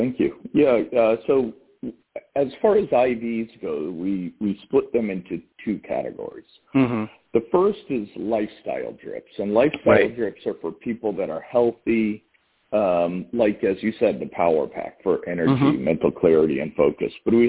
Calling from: Massachusetts, United States

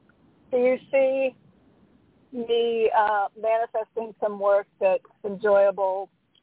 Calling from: Connecticut, United States; from Connecticut. Happy 4th.

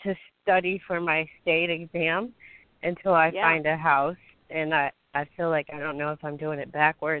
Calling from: Jacksonville, Florida, United States; Jacksonville, Florida.

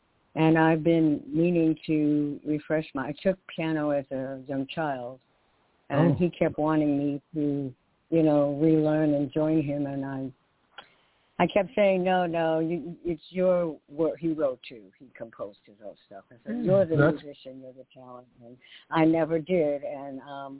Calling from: New York City, New York, United States; …, New York City.

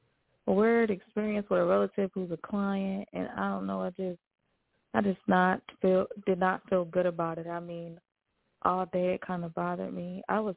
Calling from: New York, United States; calling from New York.

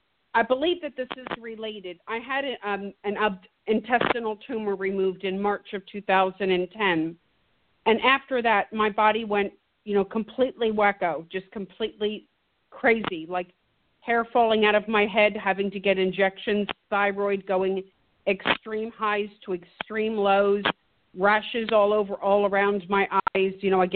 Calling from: Virginia, United States

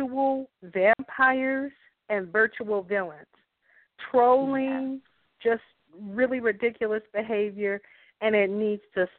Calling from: North Carolina, United States; I'm calling from North Carolina

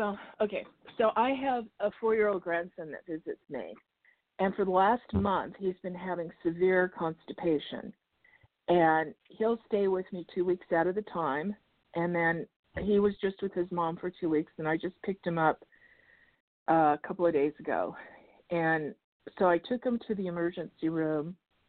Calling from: Arizona, United States

